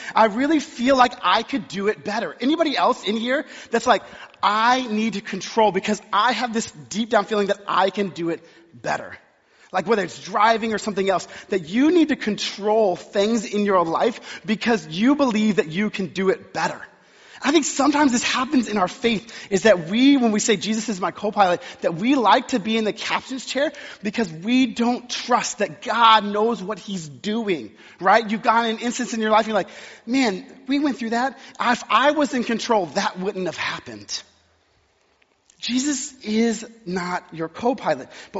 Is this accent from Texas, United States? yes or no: yes; Texas, United States; moved away; I was born and raised in Texas